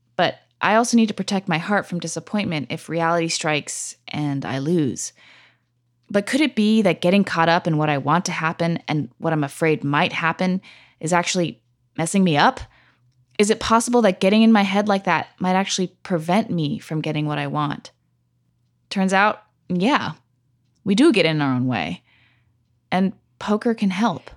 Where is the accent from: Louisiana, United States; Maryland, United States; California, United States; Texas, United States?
California, United States; now in New York City, United States; California, my home state